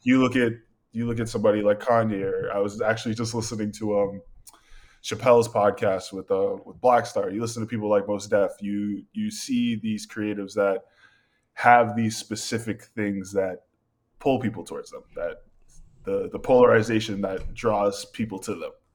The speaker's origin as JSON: {"language": "English", "town": "Malden", "region": "Massachusetts", "country": "United States", "tie": "born or raised there", "moved": "as an adult", "lives_now": "Portland, United States", "said": "I was born and raised in Malden, Massachusetts, and that's just a city just ten minutes north of Boston."}